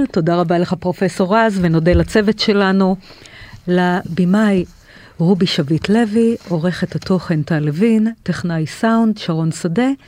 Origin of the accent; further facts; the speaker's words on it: Tel Aviv, Tel Aviv District, Israel; זה גם אצלנו בתל אביב.